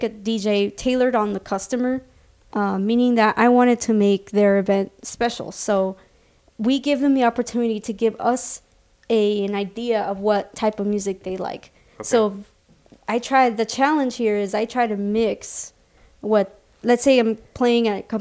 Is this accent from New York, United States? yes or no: no; Nogales, Arizona, United States; I was born and raised here in Nogales